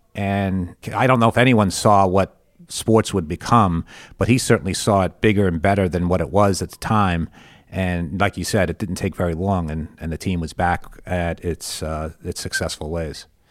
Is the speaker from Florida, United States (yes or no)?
no; New York, United States; moved away as an adult; now in Tampa, United States; I grew up in New York as well